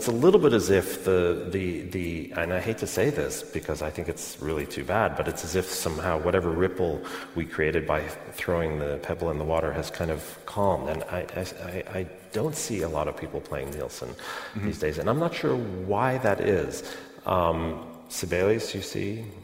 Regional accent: New York, United States; I grew up in New York around this orchestra

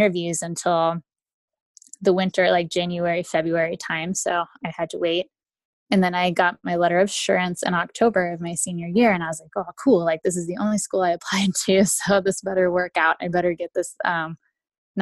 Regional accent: Texas, United States; also born or lived in Lima, Peru; I was born in Lima, Peru. My mom is Peruvian and my father's from the United States. We moved to the United States shortly after I turned one and grew up in the Lone Star State, good old Texas

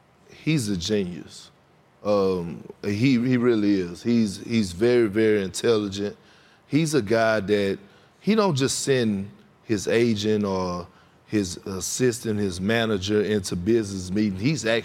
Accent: Texas, United States; I'm from Texas

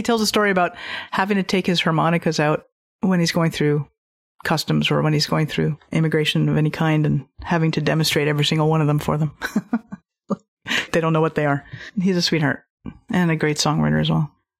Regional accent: Montreal, Quebec, Canada; moved away; also born or lived in New York / Philadelphia; I'm from Montreal originally. I lived in New York and Philly.

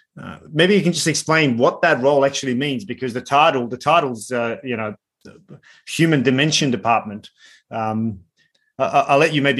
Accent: Sarajevo, Federation of Bosnia and Herzegovina, Bosnia & Herzegovina; I'm born and raised in Sarajevo and deeply experienced that conflict.

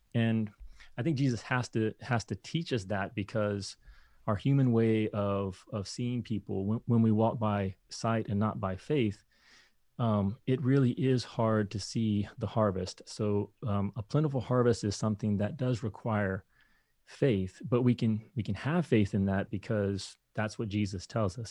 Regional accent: Kentucky, United States; moved away; I grew up in Kentucky

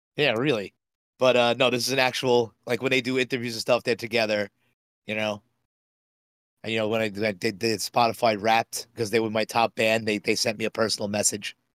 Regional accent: New York City, New York, United States; I grew up in Bayside

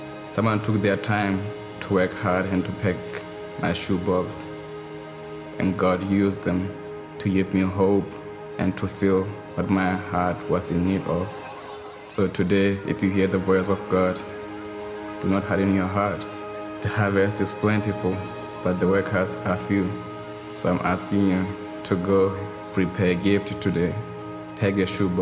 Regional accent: Lesotho; I was born in Lesotho, Southern Africa, and was raised in the villages

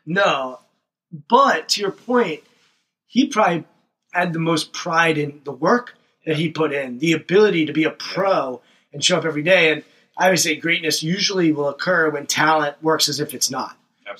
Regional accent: Montgomery County, Washington, Maryland, United States; we grew up in Montgomery mm-hmm. County, which is Washington, D.C. suburbs

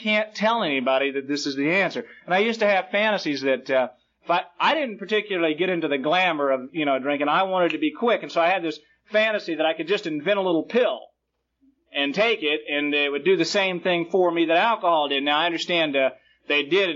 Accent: Jacksonville, Florida, United States; also born or lived in Brooklyn, New York; I was born in Brooklyn, New York, and I was raised in Jacksonville, Florida.

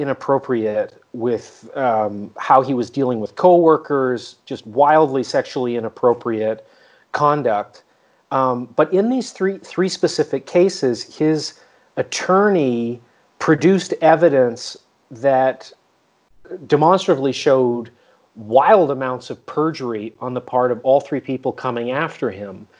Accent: Canada; moved away; I'm from Canada originally

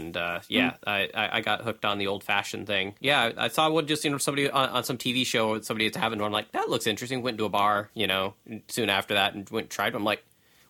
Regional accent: Oregon, United States; I'm born and raised Oregonian

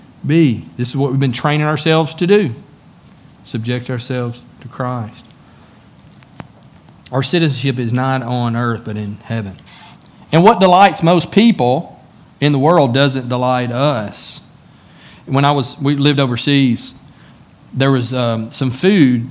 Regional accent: United States; also born or lived in China; I'm an American citizen.

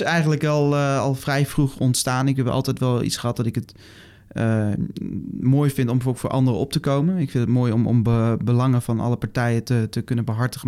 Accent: Netherlands; ons bestaan als Nederlanders

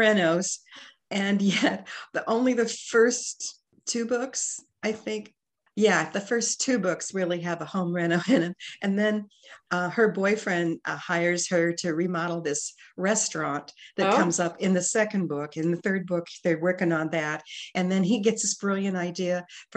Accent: Burlington, Iowa, United States; my hometown of Burlington, Iowa.

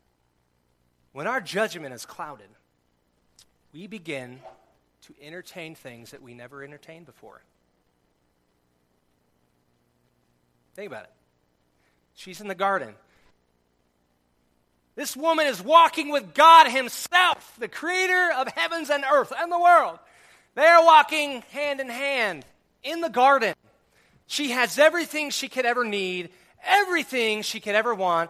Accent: California, United States; We grew up in California, surf club at the school.

